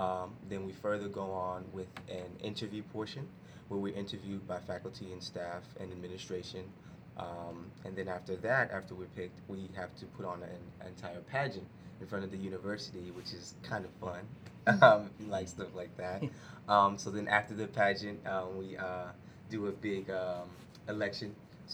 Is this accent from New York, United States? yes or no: yes; Central Islip, New York, United States; moved away as an adult; now in Charlotte, United States; I'm from Long Island, New York, originally born and raised. I moved down here after I graduated high school, so now I'm relocated to Charlotte.